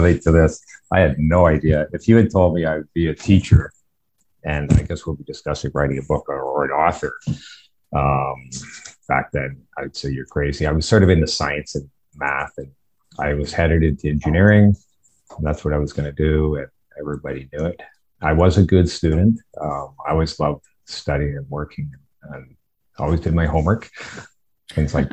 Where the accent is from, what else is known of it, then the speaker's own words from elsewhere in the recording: Ontario, Canada; also born or lived in Windsor, Ontario / Belleville, Ontario / Toronto, Ontario; I was born in Windsor, Ontario, and came from a good family.